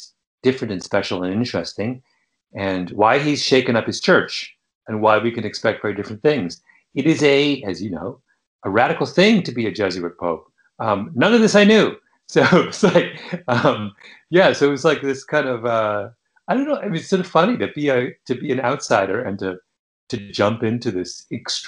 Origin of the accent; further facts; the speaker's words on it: Canada; Growing up in Canada, we were always taught about Father Brebeuf